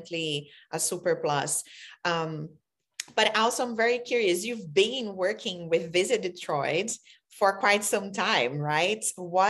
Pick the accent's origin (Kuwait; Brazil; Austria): Brazil; now in United States; I'm an immigrant from Brazil and I came, I'm very the first, you know, person out of my family to come